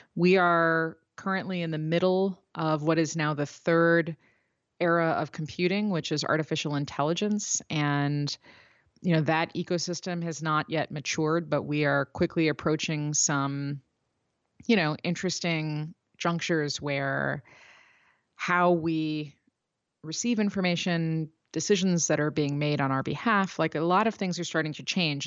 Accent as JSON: {"language": "English", "town": "Chicago", "region": "Illinois", "country": "United States", "said": "I'm from Chicago."}